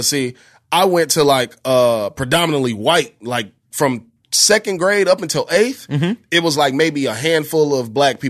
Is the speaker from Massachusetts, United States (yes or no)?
no; Bellwood, Illinois, United States; also born or lived in Westchester, Illinois; I'm from Westchester, Illinois, Bellwood, Illinois, where St. Joseph High School is.